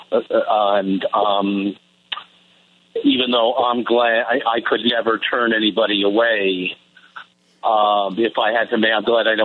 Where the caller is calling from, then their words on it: Naperville, Illinois, United States; I'm calling from Naperville.